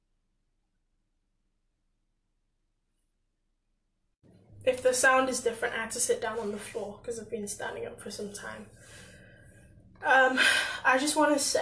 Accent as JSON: {"language": "English", "region": "England", "country": "United Kingdom", "tie": "born or raised there", "said": "I came to England at 6 years old"}